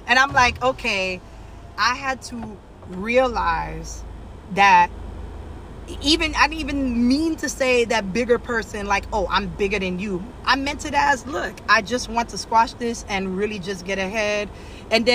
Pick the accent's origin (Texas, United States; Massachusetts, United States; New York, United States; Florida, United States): Florida, United States; Miami; I'm from Miami